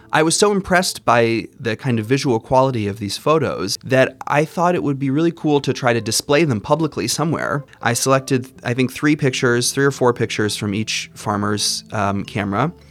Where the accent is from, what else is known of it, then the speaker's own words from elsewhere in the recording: Arizona, United States; now in Washington, D.C., United States; I grew up in Arizona, but I live now here in Washington, D.C.